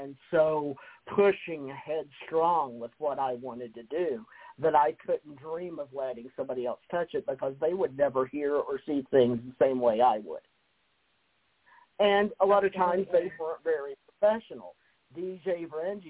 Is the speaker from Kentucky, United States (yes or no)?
yes; Kentucky, United States; moved away; I came from Kentucky